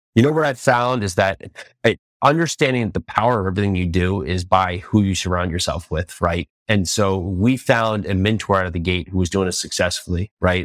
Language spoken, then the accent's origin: English; New Jersey, United States; moved away as an adult; also born or lived in New York City / Tennessee; now in Nashville, United States; I was born and raised in New Jersey